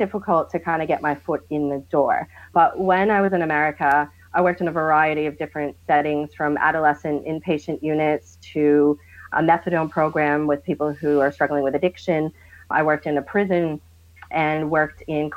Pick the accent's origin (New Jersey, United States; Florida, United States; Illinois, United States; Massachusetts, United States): Massachusetts, United States; Boston; now in Australia; I'm from Boston, Massachusetts, in the US